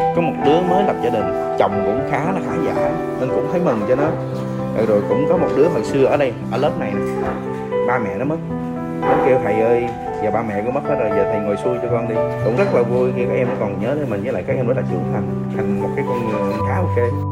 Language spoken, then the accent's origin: Vietnamese; Ho Chi Minh City, Vietnam; sinh ra và lớn lên tại thành phố Hồ Chí Minh